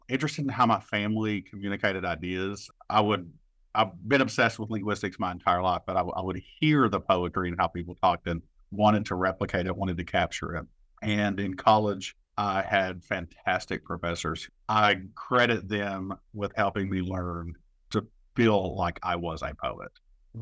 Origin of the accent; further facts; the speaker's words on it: Appalachia, United States; someone who is queer and Appalachian